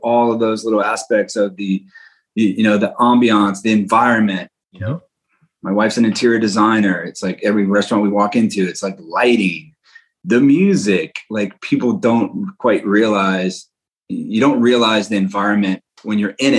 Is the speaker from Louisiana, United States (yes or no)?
yes; New Orleans, Louisiana, United States; moved away; also born or lived in San Francisco; I was born and raised in New Orleans, Louisiana, a big French and Italian family